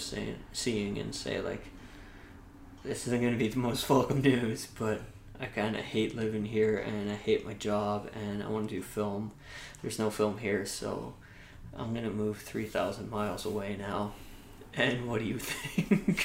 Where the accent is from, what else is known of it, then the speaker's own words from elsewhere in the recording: Carleton Place, Ontario, Canada; I grew up in a small town called Carleton Place, Ontario, which at the time I moved there, I think had 8,000 people